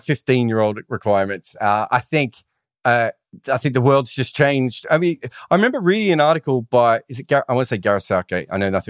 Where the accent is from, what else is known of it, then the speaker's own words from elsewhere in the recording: Australia; now in London, United Kingdom; I'm now an Australian who lives in London.